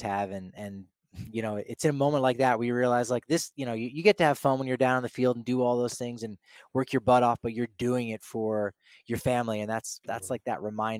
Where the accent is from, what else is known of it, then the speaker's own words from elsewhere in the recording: New Jersey, United States; now in Denver, United States; back in Jersey, I'm from New Jersey